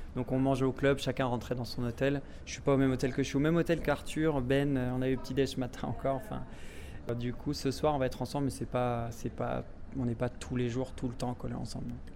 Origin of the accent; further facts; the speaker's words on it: Évian-les-Bains, Auvergne-Rhône-Alpes, France; also born or lived in Bordeaux / Toulouse; now in Monaco; je suis un Haut-Savoyard de souche. Je suis né à Évian-les-Bains. Toute ma famille habite encore là-bas